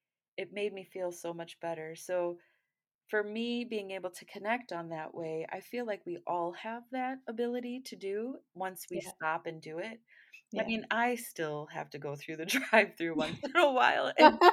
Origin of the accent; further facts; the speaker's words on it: Great Lakes, United States; I'm from the Great Lakes region.